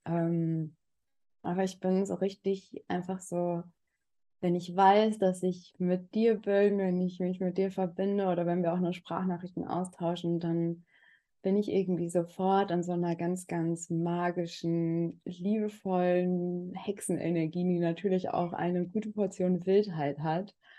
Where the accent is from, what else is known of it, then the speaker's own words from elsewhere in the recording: Germany; moved away as an adult; also born or lived in Berlin; ich bin ja auch in Berlin geboren, aber durfte dann Gott sei Dank eine sehr lange Zeit ähm, auf dem Land aufwachsen, ähm, bis ich 20 war